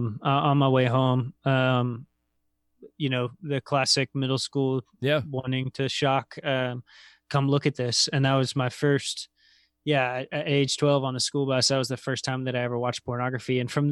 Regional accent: Roanoke, Virginia, United States; I was living in Lynchburg and working all over. So I'm from Roanoke, Virginia originally.

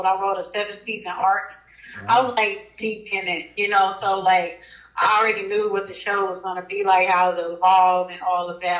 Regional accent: Oklahoma City, Oklahoma, United States; I'm from Oklahoma City

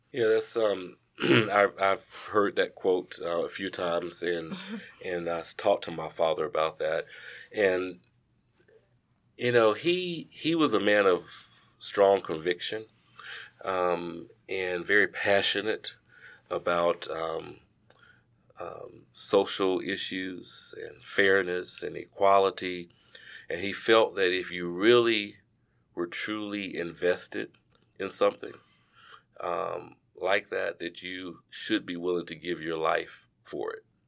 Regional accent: Charlotte, North Carolina, United States; moved away as an adult; now in Greensboro, United States; I am originally from Charlotte, North Carolina

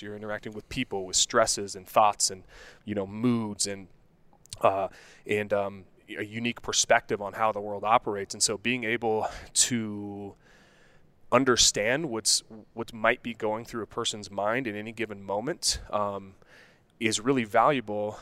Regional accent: Denver, Colorado, United States; also born or lived in Morgantown, West Virginia / Golden, Colorado / Wheat Ridge, Colorado; Denver, Colorado. Born and raised

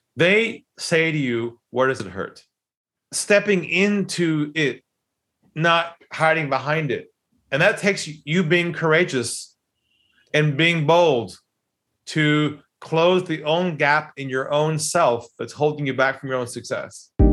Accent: San Diego, California, United States; moved away as an adult; now in Sydney, Australia; I grew up in San Diego

